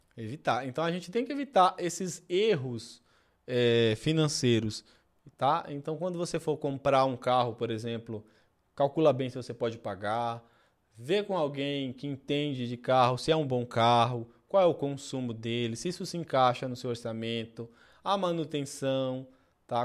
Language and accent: Portuguese; Pernambuco, Brazil; moved away; Eu sou pernambucano e venho do interior